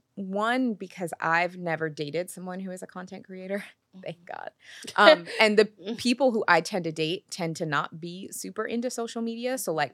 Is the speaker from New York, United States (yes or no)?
no; Seattle, Washington, United States; born or raised there